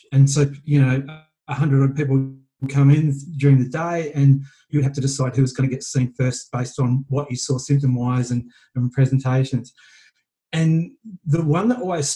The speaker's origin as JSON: {"language": "English", "country": "Australia", "moved": "yes", "lives_now": "Vancouver, Canada", "said": "being an Aussie expat"}